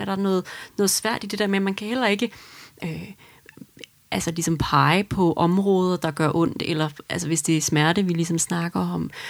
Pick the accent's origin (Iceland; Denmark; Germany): Denmark; som dansker